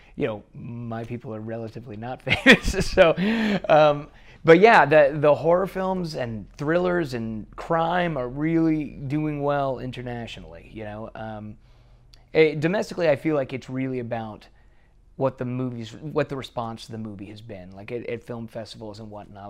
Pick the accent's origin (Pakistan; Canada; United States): United States; Bossier City, Louisiana; moved away; I grew up in Bossier City, and, uh, Shreveport is our big city right next door